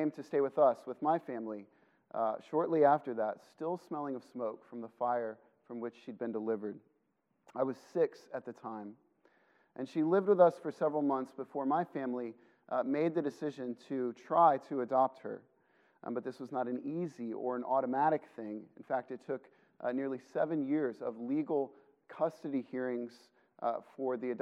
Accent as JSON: {"language": "English", "region": "Illinois", "country": "United States", "tie": "born or raised there", "said": "I grew up in Illinois"}